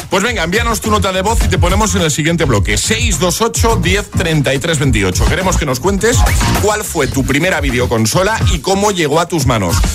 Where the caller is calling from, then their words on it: Valencia, Valencian Community, Spain; Hola, buenos días. … de Valencia.